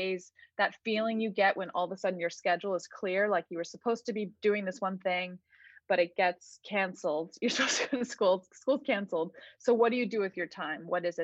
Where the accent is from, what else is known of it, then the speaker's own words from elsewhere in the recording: Cincinnati, Ohio, United States; I grew up in Cincinnati, Ohio, in a city neighborhood